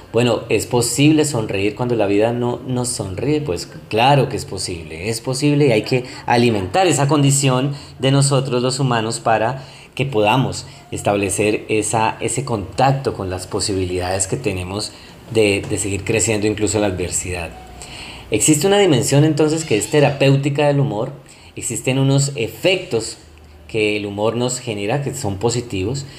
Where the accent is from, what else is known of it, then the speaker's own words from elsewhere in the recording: Colombia; acá en Colombia, soy colombiano